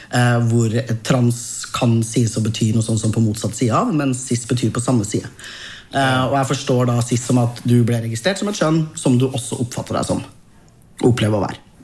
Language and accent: Norwegian; Trøndelag, Norway; min identitet som trønder. Den er annerledes nå enn da jeg var fem